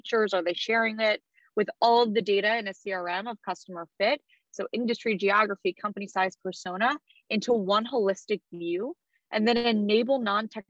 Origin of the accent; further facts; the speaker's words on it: Philadelphia, Pennsylvania, United States; moved away as an adult; also born or lived in Vanderbilt (Nashville, Tennessee) / New York; I'm originally from Philadelphia